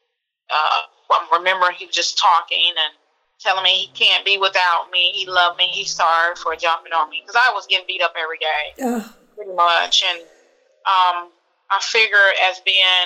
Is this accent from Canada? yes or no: no; Alabama, United States; my hometown in Alabama